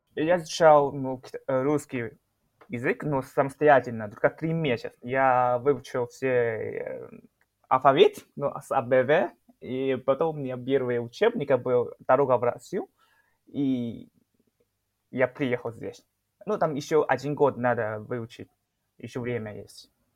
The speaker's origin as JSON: {"language": "Russian", "town": "Shenyang", "region": "Liaoning", "country": "China", "second_language": "Russian", "moved": "as an adult", "lives_now": "Moscow, Russia", "said": "я сам э, из города Шэньян. Э, самый крупный город"}